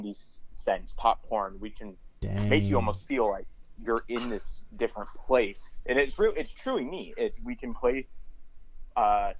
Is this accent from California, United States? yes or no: yes; Folsom, California, United States; also born or lived in Granite Bay, California / Roseville, California; I grew up in Folsom and then moved to Granite Bay, Roseville area